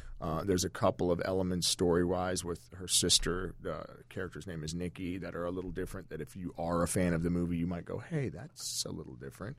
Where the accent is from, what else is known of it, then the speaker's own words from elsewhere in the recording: Virginia, United States; also born or lived in Washington, D.C.; I was born in Washington, D.C., but my mother and father were living in a little stone house in Northern Virginia on the side of a mountain